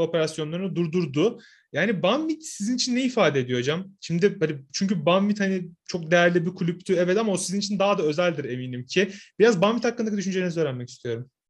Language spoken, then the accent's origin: Turkish; Samsun, Turkey; ben bir Karadenizliyim. Samsunluyum ben.